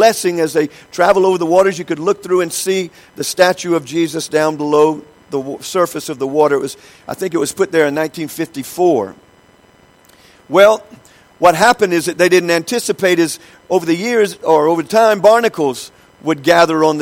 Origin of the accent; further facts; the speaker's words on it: United States; I'm from the United States